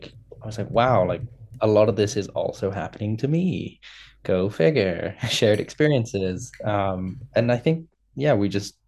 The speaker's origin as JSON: {"language": "English", "country": "Indonesia", "also_born_or_lived": "United Kingdom / China / United States", "moved": "yes", "said": "But I'm originally from Indonesia. I moved to the UK, to China, to the US."}